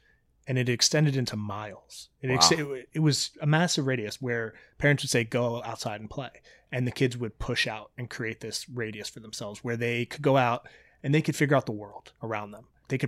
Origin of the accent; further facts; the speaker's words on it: Virginia, United States; Yeah, I grew up in Virginia. We had a lot of woods.